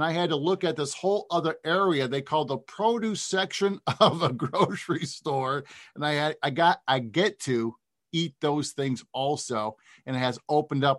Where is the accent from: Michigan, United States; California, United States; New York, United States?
New York, United States; Cortland; I'm from Cortland, so I'm a white guy from upstate New York